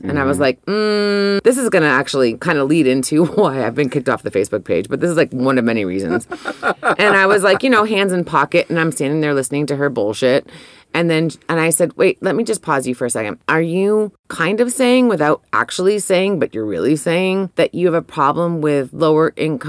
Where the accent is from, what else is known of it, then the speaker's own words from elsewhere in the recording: Atlanta, Georgia, United States; This is not because we're from Atlanta, but I do love our Atlanta breweries.